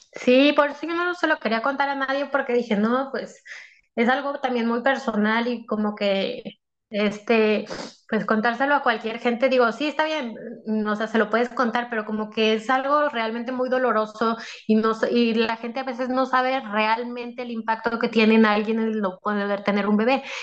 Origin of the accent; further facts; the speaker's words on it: Monterrey, Nuevo León, Mexico; tengo 33 años, eh, soy de México